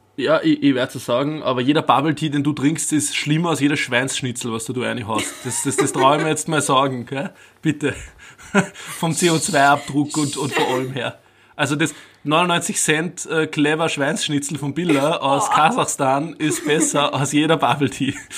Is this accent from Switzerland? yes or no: no; Upper Austria, Austria; bei uns in Oberösterreich